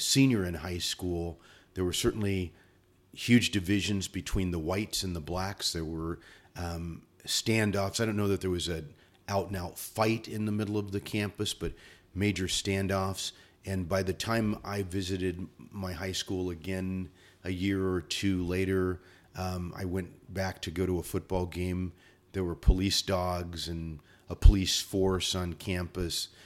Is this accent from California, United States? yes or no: yes; San Bernardino, California, United States; I grew up in the San Bernardino area